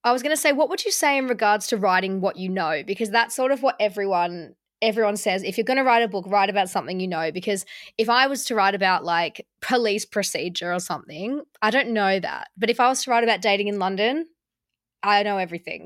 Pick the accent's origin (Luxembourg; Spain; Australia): Australia; Melbourne, Victoria; I'm from Melbourne